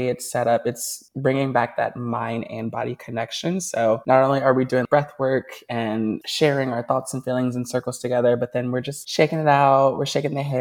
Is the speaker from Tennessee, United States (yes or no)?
yes; Nashville, Tennessee, United States; now in New York, United States; I am from Nashville. That's how I know Honor. We went to school together. We grew up together